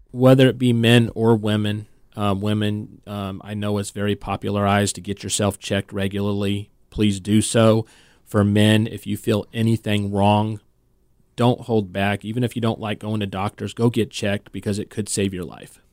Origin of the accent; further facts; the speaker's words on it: California, United States; moved away; I'm originally from California